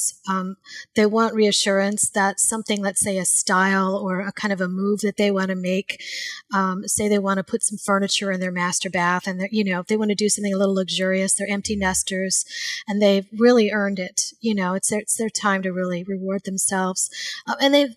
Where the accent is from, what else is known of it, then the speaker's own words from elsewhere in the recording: Louisiana, United States; I grew up in Louisiana